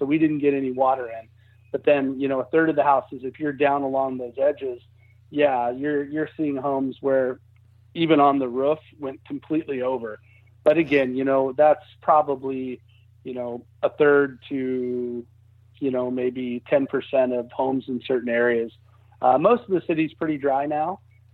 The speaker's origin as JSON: {"language": "English", "town": "Lincoln", "region": "Nebraska", "country": "United States", "said": "I'm originally from Lincoln, Nebraska, so I know what you mean. That all the houses there have some kind of basements."}